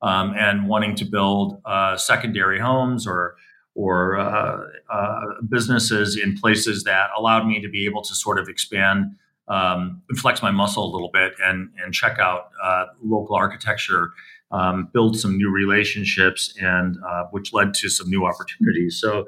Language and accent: English; Milwaukee, Wisconsin, United States; Well, I was born in Milwaukee, Wisconsin. So I'm a Midwest kid in the early 1960s. And so I grew up when Milwaukee was sort of a very vibrant industrial city.